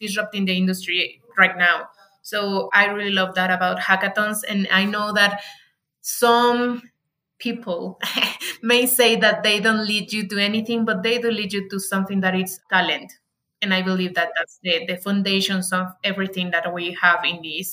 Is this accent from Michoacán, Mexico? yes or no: yes; Morelia, Michoacán, Mexico; English is a second language; now in Mexico City, Mexico; my hometown, that is Morelia, Michoacan